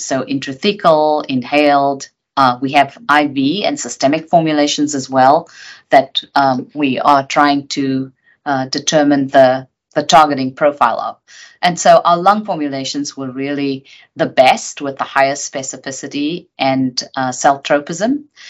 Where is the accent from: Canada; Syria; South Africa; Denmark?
South Africa; moved away as an adult; also born or lived in United Kingdom; I grew up in South Africa under apartheid